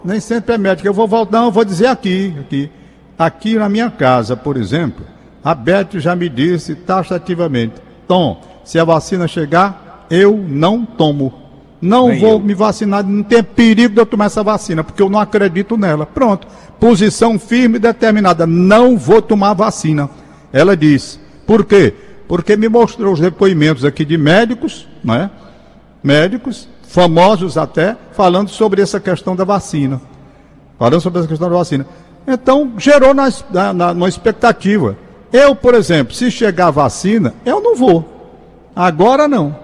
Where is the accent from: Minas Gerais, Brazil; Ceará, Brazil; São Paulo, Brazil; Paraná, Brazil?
Ceará, Brazil; Fortaleza; Eu sou um cara da Gentilândia. Eu nasci na Gentilândia, moro na Gentilândia